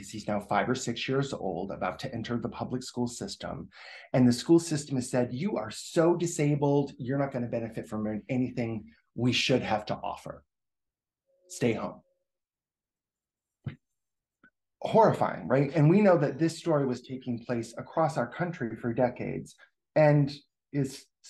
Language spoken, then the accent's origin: English; Rochester, New Hampshire, United States; that's my hometown